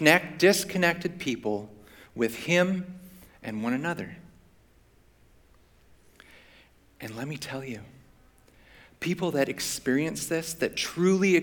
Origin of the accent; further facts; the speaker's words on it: Vancouver, British Columbia, Canada; I grew up in Vancouver, so not too far from here